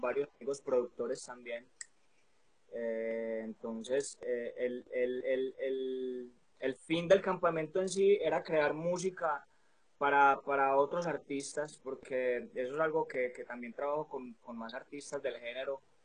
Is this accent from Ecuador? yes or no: no; Medellín, Antioquia, Colombia; artista y productor urbano de Medellín, Colombia